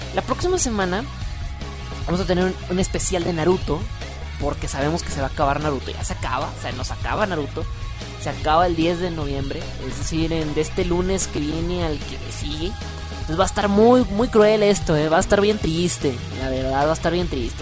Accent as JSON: {"language": "Spanish", "region": "northern Mexico", "country": "Mexico", "accent": "norteño", "said": "Me escuchas muy norteño, mira nada más. Es que yo soy norteño"}